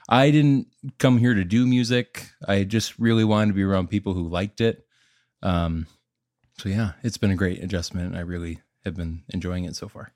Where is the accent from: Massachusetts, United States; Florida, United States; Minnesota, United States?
Minnesota, United States; moved away as an adult; now in Nashville, United States; I'm from Minnesota